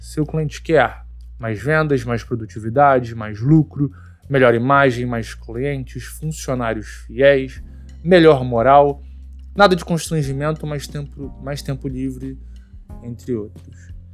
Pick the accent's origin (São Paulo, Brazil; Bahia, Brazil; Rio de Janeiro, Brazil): Rio de Janeiro, Brazil; Teresópolis; moved away as an adult; now in Rio de Janeiro, Brazil; eu sou de Teresópolis, eu não sou daqui da cidade do Rio. Eu me mudei para o Rio em 2009